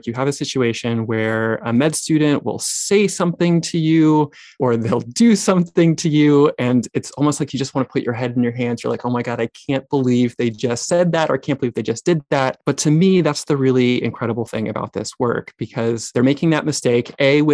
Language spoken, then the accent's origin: English; North Carolina, United States; also born or lived in California; I was born in California, although I lived most of my childhood in North Carolina, but kind of did some going back and forth